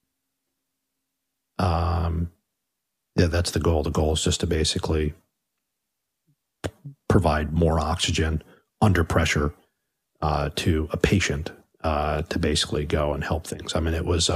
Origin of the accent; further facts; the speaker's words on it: Long Beach, California, United States; growing up in Long Beach